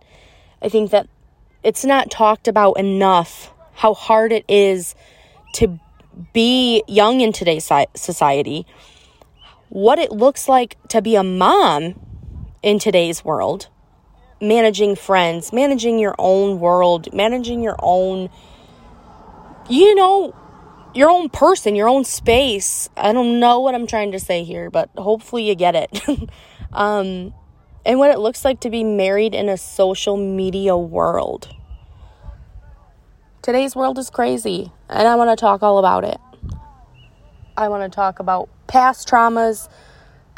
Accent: Michigan, United States; I'm from Michigan

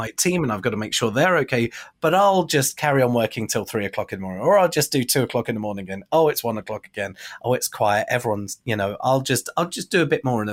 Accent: Bournemouth, South West England, United Kingdom; moved away; my hometown of Bournemouth, UK

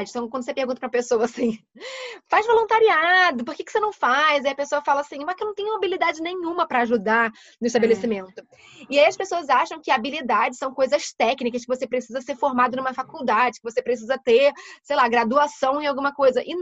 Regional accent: Rio de Janeiro, Brazil; tô aqui no Rio, eu sou do Rio.

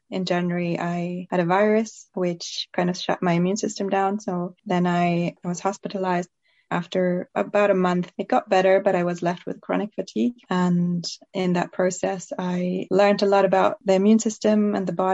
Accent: Germany; also born or lived in Belgium; now in Norway; my father is English and my mother is Finnish, but I grew up in Germany and Belgium and now I live in Norway

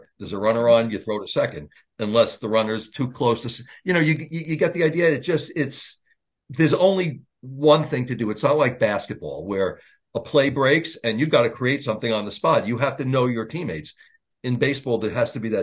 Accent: Long Island, New York, United States; I'm from Long Island

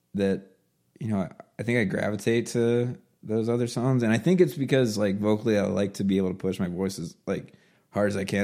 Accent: Baltimore, Maryland, United States; moved away as an adult; also born or lived in Oklahoma; I'm from Baltimore

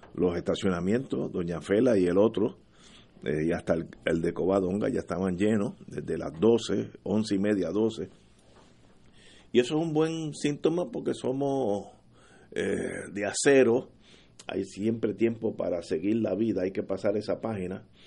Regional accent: Puerto Rico

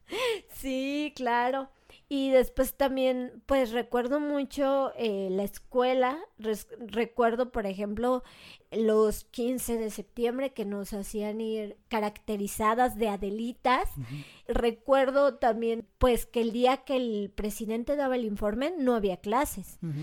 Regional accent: Mexico; en mi contexto mexicano

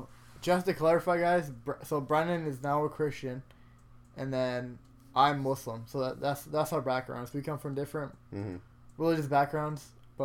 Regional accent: Canada; I'm a Canadian, but also as a Pakistani as well

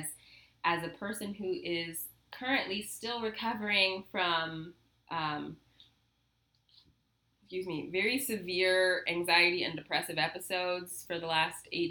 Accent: Southern California, United States; growing up in Southern California, which is like the liberalist of the liberal

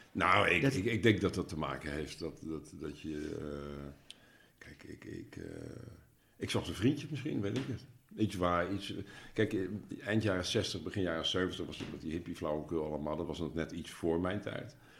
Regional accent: Nijmegen, Gelderland, Netherlands; moved away as an adult; now in Achterhoek, Netherlands; Ik, ik ben, ik ben eh, van Nijmegen

